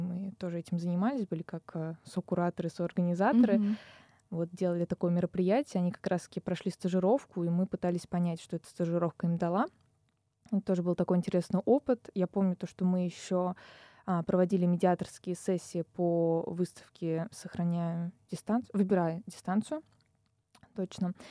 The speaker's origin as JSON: {"language": "Russian", "town": "Kazan", "region": "Tatarstan", "country": "Russia", "moved": "as an adult", "lives_now": "Moscow, Russia", "said": "я из Казани"}